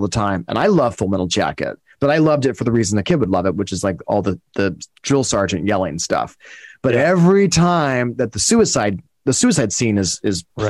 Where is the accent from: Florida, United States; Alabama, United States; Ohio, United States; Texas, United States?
Alabama, United States; Birmingham; I grew up in Birmingham, Alabama, but I spent every summer, all summer with my cousin and his family in the middle of the country, Louisiana.